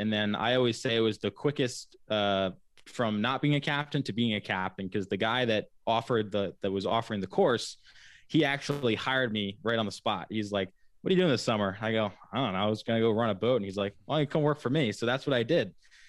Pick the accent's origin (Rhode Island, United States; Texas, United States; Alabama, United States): Rhode Island, United States; Wickford; also born or lived in Laguna Beach, California / Florida; I've been fortunate to grow up on Wickford Harbor, and you know, moved around. I was born in Laguna Beach, California, and then, which is right on the water as well, and then lived in Florida, right outside of St. Augustine, for a little while.